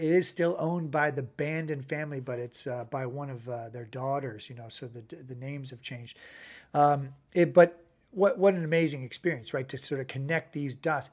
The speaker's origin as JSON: {"language": "English", "region": "Northern California", "country": "United States", "said": "I'm from Northern California"}